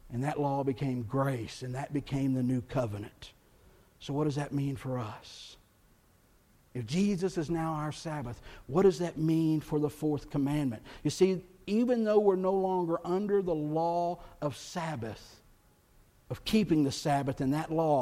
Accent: Texas, United States; Growing up in Texas

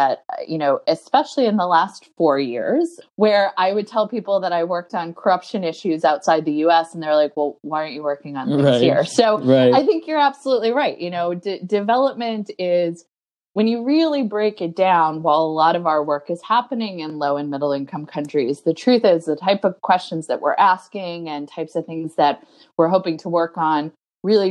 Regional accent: North Carolina, United States; I was raised in North Carolina

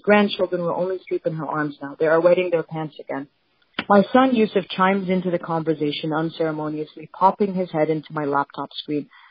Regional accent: Palestine; now in United States; where are you from? And I say Palestine.

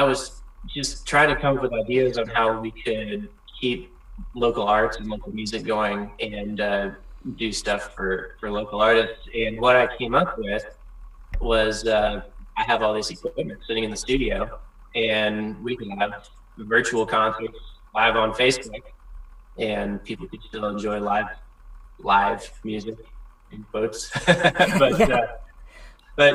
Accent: Morrow County, Ohio, United States; moved away as an adult; also born or lived in Portland; now in Chesapeake, Ohio, United States; originally, I grew up in Morrow County, Ohio, which is up in north central Ohio, pretty much in the cows and corn.

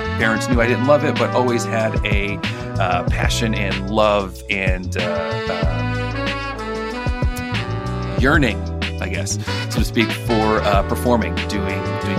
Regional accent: Scranton, Pennsylvania, United States; also born or lived in Clarks Summit, Pennsylvania; So I grew up, still live right outside Scranton, Pennsylvania, a little town called Clark Summit now, but I grew up in Scranton

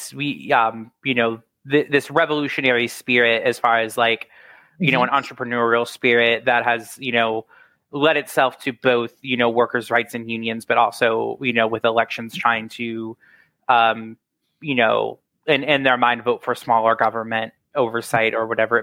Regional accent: Virginia, United States; we growing up in Virginia, we have like our sports fanaticism

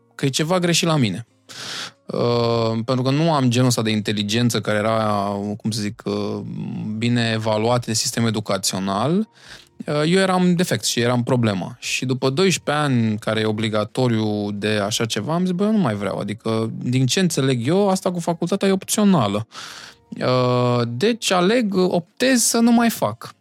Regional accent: Bucharest, Romania; Eu vin din Iancul în Pantelimon, uh, acolo unde uh, s-au născut băieții aia faimoși

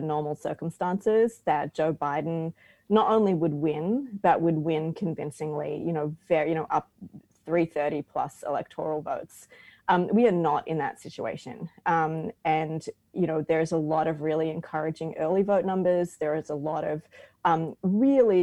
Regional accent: Queensland, Australia; I'm a Queenslander

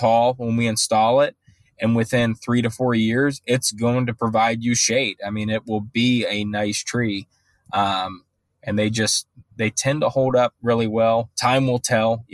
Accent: Ohio, United States; now in Charlotte, United States; I'm from Ohio

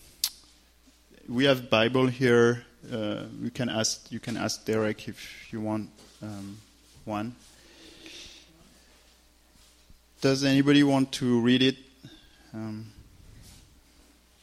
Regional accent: France; accent: French; English is a second language; I'm French. So just that said, forget my accent

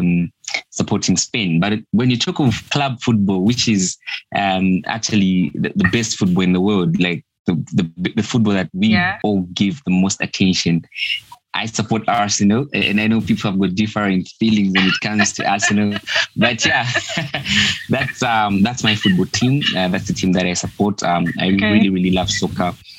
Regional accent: Lusaka, Lusaka Province, Zambia; I'm from Lusaka, Zambia

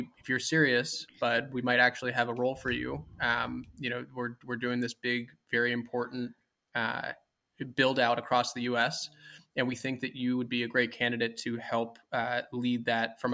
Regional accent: New York City, New York, United States; I grew up actually in Manhattan, in New York City

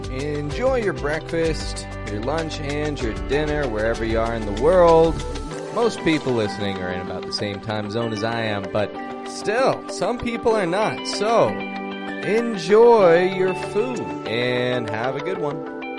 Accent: Toronto, Ontario, Canada; I'm from Toronto, Canada

